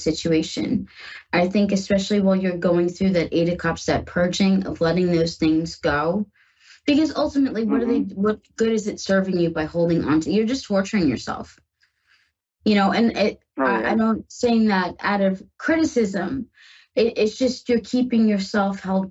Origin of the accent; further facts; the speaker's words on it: New York, United States; now in Ohio, United States; I'm from New York. Yes, I live in Ohio now with my wife, but I'm from New York.